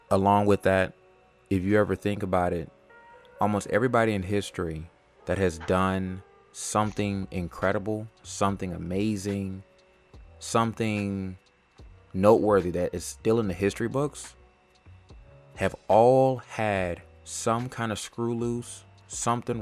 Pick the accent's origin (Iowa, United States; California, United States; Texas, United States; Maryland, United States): California, United States; Los Angeles; moved away; also born or lived in Atlanta, Georgia; I was born and raised in California, L.A.